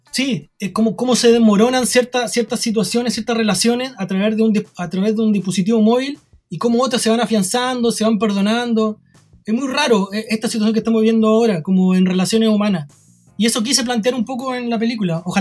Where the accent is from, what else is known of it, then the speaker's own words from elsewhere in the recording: Chile; now in Viña del Mar, Chile; yo no, podría decir, soy chileno.